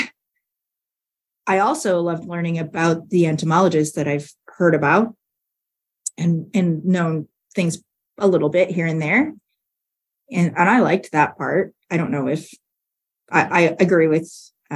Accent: Canada; now in Nebraska, United States; as a Canadian transplanted in Nebraska by choice

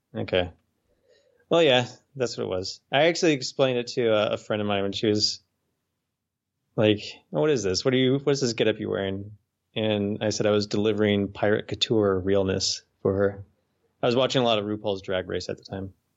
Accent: Dayton, Ohio, United States; now in Little Rock, United States; where we grew up in Dayton

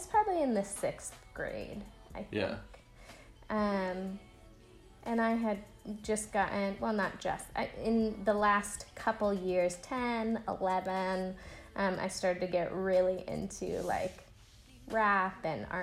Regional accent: Portland, Oregon, United States; now in Nashville, United States; I am from Portland, Oregon, Pacific Northwest, baby. And that's where my home is. That's where my heart is. And soon I'll be leaving the South and moving to Philadelphia.

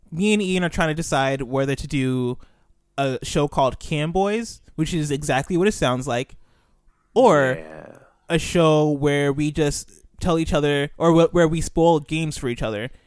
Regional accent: Nigeria; also born or lived in United States; I was born in America, but then I moved to Nigeria.

